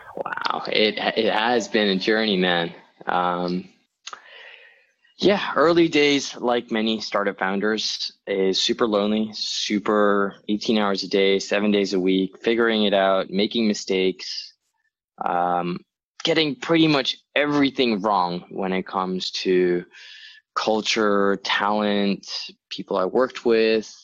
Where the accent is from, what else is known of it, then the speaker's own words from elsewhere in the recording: Hong Kong; moved away; also born or lived in New York / Chicago; I was born and raised in Hong Kong.